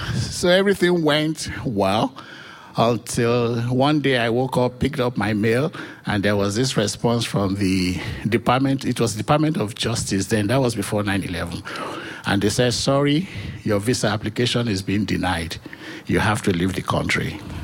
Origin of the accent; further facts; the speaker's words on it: Nigeria; moved away as an adult; also born or lived in New Hampshire; now in United States; I was born in Nigeria